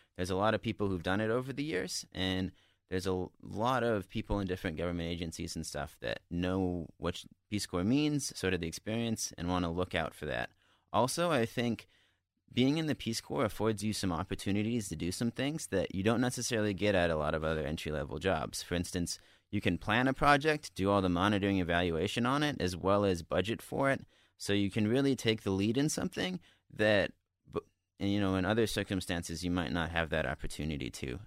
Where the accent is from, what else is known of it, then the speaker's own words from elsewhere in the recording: Montana, United States; moved away; I'm from Montana